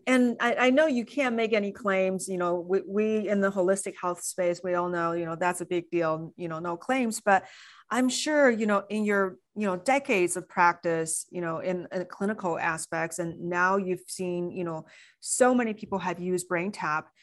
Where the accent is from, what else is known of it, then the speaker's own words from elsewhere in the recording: China; moved away; when I was growing up in China